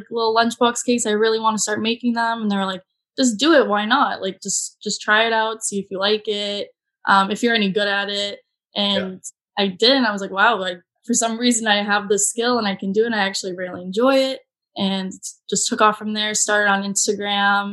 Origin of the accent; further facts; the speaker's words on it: Boston, Massachusetts, United States; I've lived there my whole life.